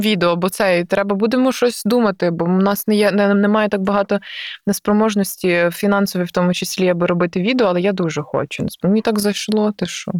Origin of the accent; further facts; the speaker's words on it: Galicia, Ukraine; я галичанка, що я з Галичини